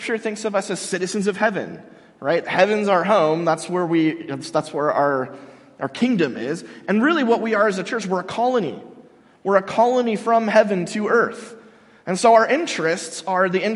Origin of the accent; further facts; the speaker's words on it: United States; I'm an American